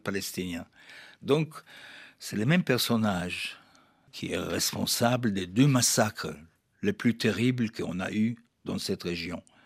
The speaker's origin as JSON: {"language": "French", "town": "Jaffa", "region": "Tel Aviv District", "country": "Israel", "tie": "born or raised there", "also_born_or_lived": "Germany", "said": "Jaffa, c'est ma ville natale"}